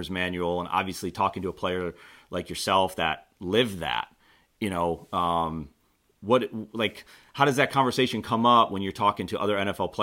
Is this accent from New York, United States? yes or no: yes; Buffalo, New York, United States; I'm from Buffalo, New York.